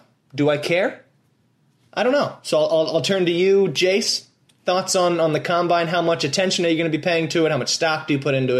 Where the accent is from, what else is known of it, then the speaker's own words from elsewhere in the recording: Baltimore, Maryland, United States; where I grew up in Baltimore